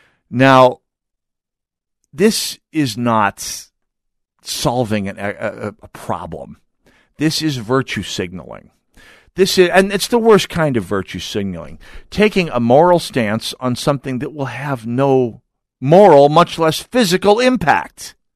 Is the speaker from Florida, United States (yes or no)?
no; Jamestown, North Dakota, United States; my hometown was the home of the sidewalk cutout.